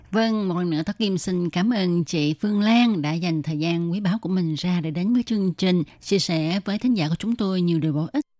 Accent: Vietnam; người Việt mình

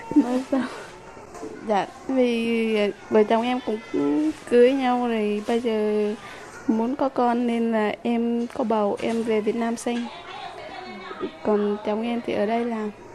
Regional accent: Nghệ An, Vietnam; moved away as an adult; now in Taipei, Taiwan; Em đến từ Nghệ

